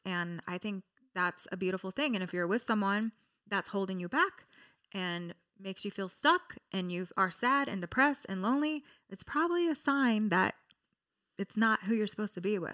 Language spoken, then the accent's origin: English; Orange County, California, United States; I'm from Orange County